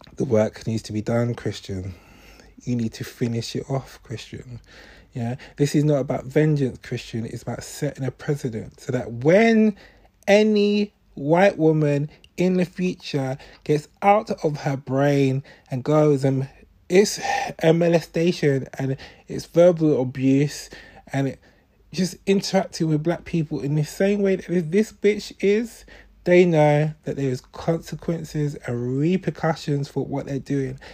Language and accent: English; London, United Kingdom; a Londoner